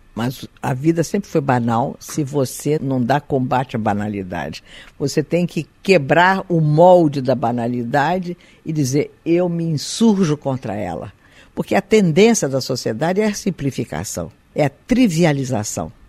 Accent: Brazil; also born or lived in Galicia, Spain; eu me sinto uma brasileira hoje

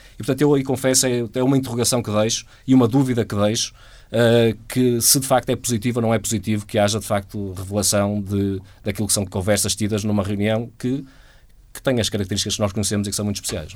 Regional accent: Portugal; nós, enquanto portugueses

